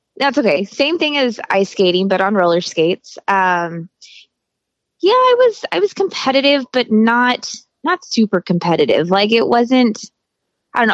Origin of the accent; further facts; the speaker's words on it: Hesperia, California, United States; also born or lived in Greeley, Colorado; I was actually born in Greeley, Colorado, and then we moved to Hesperia, California when I was like, hmm, was I seven years old